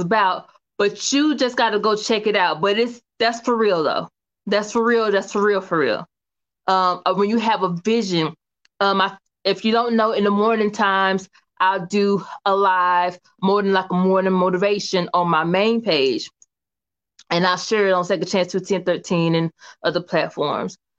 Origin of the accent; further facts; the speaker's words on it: Kinston, North Carolina, United States; also born or lived in Atlanta, Georgia; I'm from Kinston, North Carolina, okay? K-Town, okay, all right. Small town girl with a big town dream